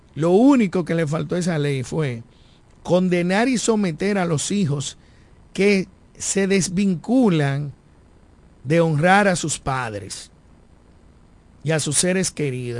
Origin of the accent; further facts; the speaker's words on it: Dominican Republic; todos nosotros, como dominicanos y dominicanas